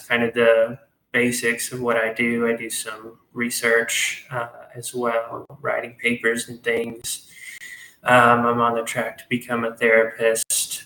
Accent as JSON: {"language": "English", "town": "Hot Springs", "region": "Arkansas", "country": "United States", "said": "I'm from Hot Springs, Arkansas. Uh, it's a small town in Arkansas"}